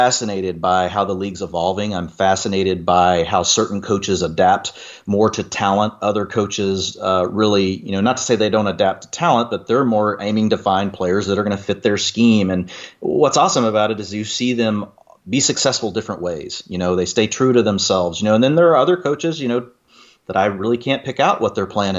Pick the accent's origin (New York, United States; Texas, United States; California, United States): Texas, United States; I'm a Texan. I was raised loving football.